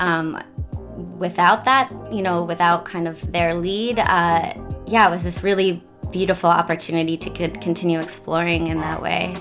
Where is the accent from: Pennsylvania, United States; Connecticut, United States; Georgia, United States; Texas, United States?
Pennsylvania, United States; Washington Crossing; moved away as an adult; also born or lived in Philadelphia / Mumbai / Paris; now in New York, United States; I grew up in a l- little town called Washington Crossing